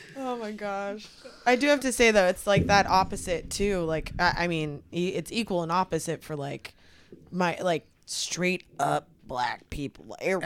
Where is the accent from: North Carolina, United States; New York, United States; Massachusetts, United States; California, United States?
California, United States; the Bay Area; also born or lived in Texas; Growing up in the Bay Area it was mostly like Hispanics